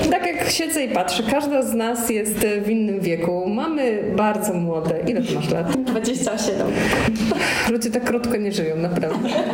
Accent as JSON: {"language": "Polish", "area": "Jizera Mountains", "region": "Lower Silesian Voivodeship", "country": "Poland", "tie": "born or raised there", "said": "kobiety, która się wychowywała w górach izerskich"}